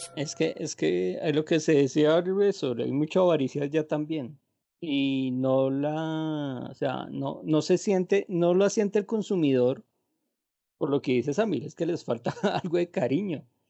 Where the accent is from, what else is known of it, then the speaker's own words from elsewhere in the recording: Colombia; yo soy bien colombiano